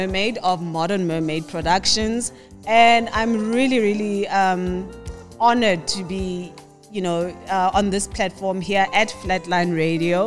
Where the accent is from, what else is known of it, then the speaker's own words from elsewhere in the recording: Soweto, Gauteng, South Africa; Originally, I'm from Soweto, Pimville